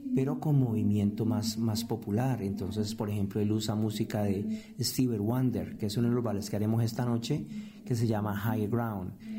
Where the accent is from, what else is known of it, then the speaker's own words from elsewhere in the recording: Colombia; moved away; yo siendo colombiano, latino, yo soy parte de la gente de color